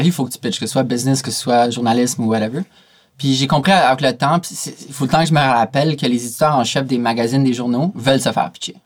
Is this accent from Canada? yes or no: yes; Canada; je viens du Canada